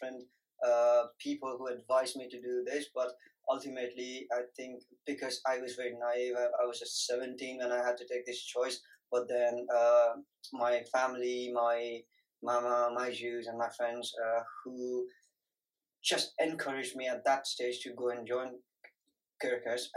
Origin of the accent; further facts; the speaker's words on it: Darjeeling, West Bengal, India; moved away as an adult; also born or lived in Dehradun / Chennai / Nepal; now in United Kingdom; I was born in Dehradun, and then I studied in Darjeeling, my primary schools, my normal schools, year 10, A-levels, everything in Darjeeling